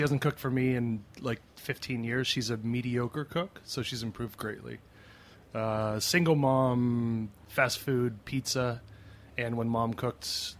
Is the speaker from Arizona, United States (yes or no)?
yes; Scottsdale, Arizona, United States; I started cooking back in my hometown in Scottsdale in Arizona.